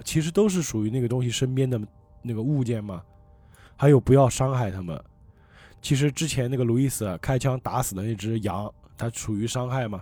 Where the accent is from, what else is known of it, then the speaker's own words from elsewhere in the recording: Changzhou, Jiangsu, China; 我们常州这边